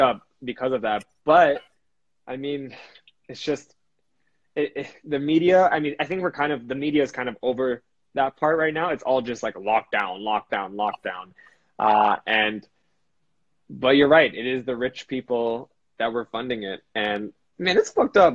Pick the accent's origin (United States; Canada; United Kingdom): Canada; we're Canadian guys